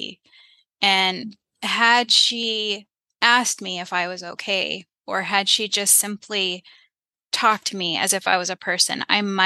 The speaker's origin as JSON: {"language": "English", "country": "United States", "tie": "born or raised there", "said": "I was born here in the United States"}